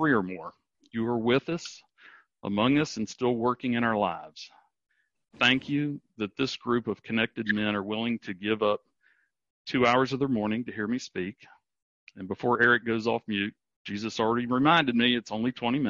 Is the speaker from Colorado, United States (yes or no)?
no; Charleston, West Virginia, United States; I grew up in Charleston, West Virginia